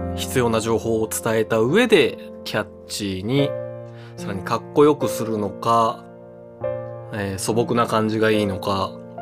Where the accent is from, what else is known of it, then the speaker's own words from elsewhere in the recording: Nagoya, Aichi, Japan; now in Tokyo, Japan; 地元の名古屋に帰ってましたが今年は東京で過ごしています